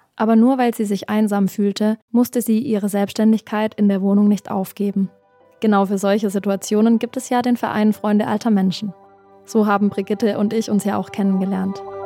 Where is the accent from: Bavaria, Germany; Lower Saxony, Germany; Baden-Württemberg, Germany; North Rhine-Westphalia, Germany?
Baden-Württemberg, Germany; Black Forest; now in Berlin, Germany; Ich komme ja ursprünglich aus dem Schwarzwald